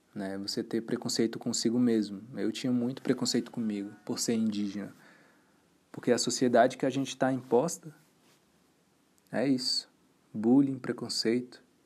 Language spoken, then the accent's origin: Portuguese; Boa Vista, Roraima, Brazil; now in Brasília, Brazil; nasci em Roraima, em Boa Vista, Roraima. Em 2007, eu vim para Brasília.